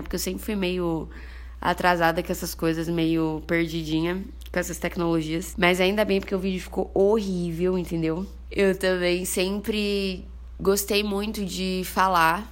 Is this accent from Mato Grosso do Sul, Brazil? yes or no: no; Bauru, São Paulo, Brazil; moved away as an adult; now in São Paulo, Brazil; Sou de Bauru, uma cidade do interior de São Paulo, vulga cidade sem limites